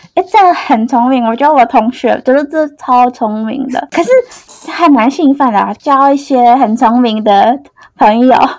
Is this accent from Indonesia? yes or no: yes; Indonesia; Chinese is a second language; moved away as an adult; now in Taiwan; 我来自印尼